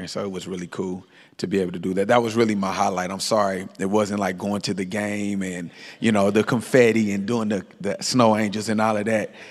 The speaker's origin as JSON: {"language": "English", "town": "Kansas City", "region": "Missouri", "country": "United States", "tie": "born or raised there", "moved": "yes", "said": "Born and raised in Kansas City, Missouri"}